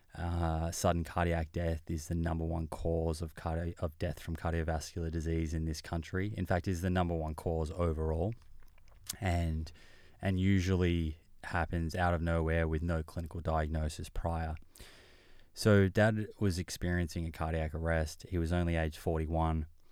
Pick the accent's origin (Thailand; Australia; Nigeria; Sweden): Australia; Melbourne, Victoria; I grew up in Melbourne.